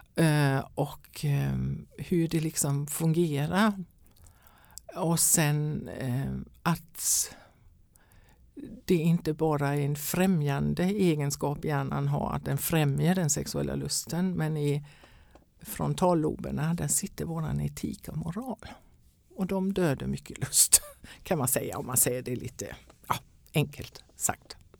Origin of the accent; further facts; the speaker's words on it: Denmark; Swedish is a second language; now in Sweden; jag är danska kan jag väl säga från början om någon undrar över mitt uttal